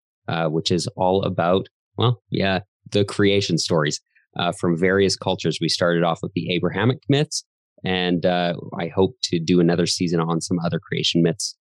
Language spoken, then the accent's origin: English; Calgary, Alberta, Canada; I was born in Calgary, Canada, still live here and love it here